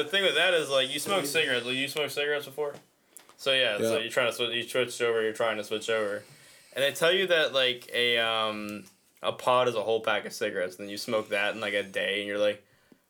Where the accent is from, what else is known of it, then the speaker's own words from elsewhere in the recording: Boston, Massachusetts, United States; Yeah, well, technically I am from Boston. Like, that's where, like, my parents grew up in Massachusetts.